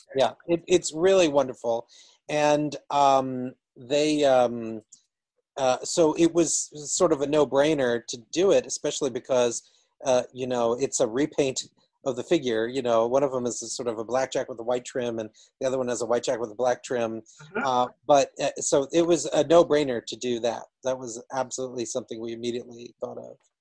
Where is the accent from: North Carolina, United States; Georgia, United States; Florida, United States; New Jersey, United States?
Georgia, United States; I grew up in Georgia